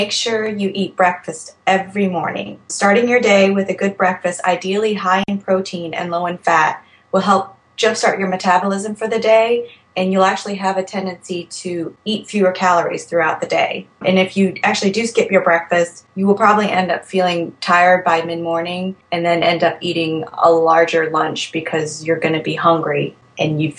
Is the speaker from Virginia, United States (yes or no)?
yes; Alexandria, Virginia, United States; I am from Alexandria, Virginia, and I am 31 years old